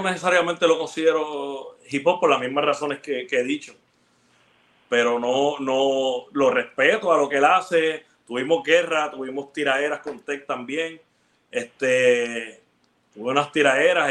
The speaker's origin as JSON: {"language": "Spanish", "town": "Ponce", "country": "Puerto Rico", "tie": "born or raised there", "also_born_or_lived": "Bayamón", "said": "Y yo nací en Ponce, eso, eso fue en Ponce. Cuando yo me mudo como a los 12 para el área metro, viví en Bayamón"}